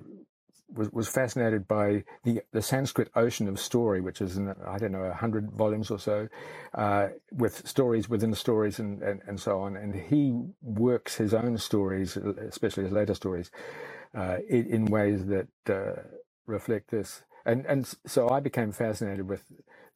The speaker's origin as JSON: {"language": "English", "town": "Palmerston North", "region": "Manawatū-Whanganui", "country": "New Zealand", "tie": "born or raised there", "also_born_or_lived": "Belfast, United Kingdom / Foxton Beach, New Zealand", "lives_now": "Auckland, New Zealand", "said": "we moved into Palmerston North, where I stayed through my high school years"}